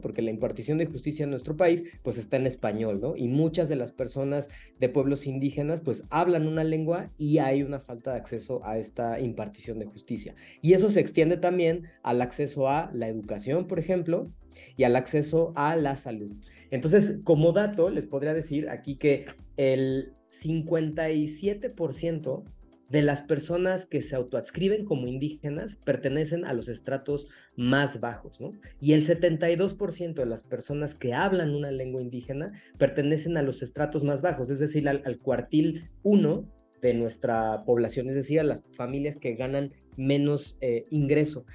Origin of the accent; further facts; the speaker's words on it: Mexico; como mexicanas, mexicanos, mexicanes, nos han dicho toda la vida que somos mestizos